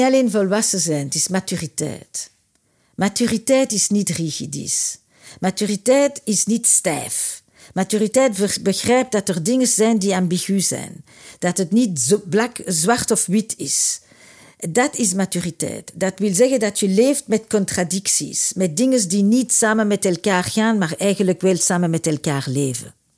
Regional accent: Antwerp, Flanders, Belgium; moved away; also born or lived in Brussels; ik nu zit ik in Brussel, maar ik kwam uit Antwerpen

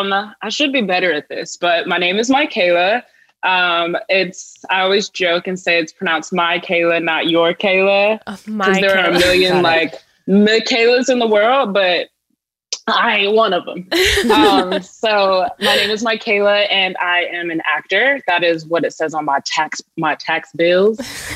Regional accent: Richmond, Virginia, United States; I'm from Virginia, so I grew up in the heart of the Confederacy and went to school like in Richmond, Virginia, the capital of the Confederacy.

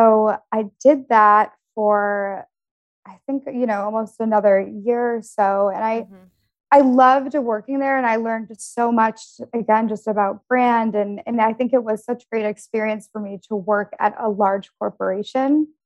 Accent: Detroit, Michigan, United States; moved away as an adult; also born or lived in Denver / New York; I grew up in Detroit, and then I went to school actually for international relations at the University of Denver

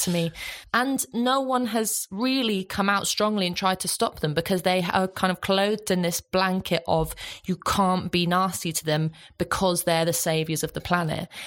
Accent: Ireland; I'm Irish

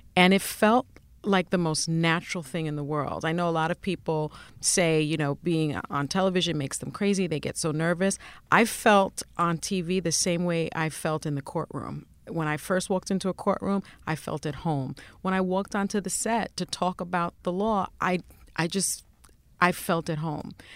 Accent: New York City, New York, United States; first language Spanish; English is a second language; also born or lived in Washington; I grew up in the South Bronx and the projects

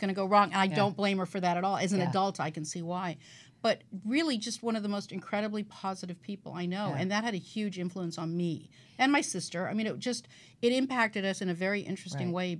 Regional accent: Toronto, Ontario, Canada; now in California, United States; I grew up in Toronto, and then I moved to California

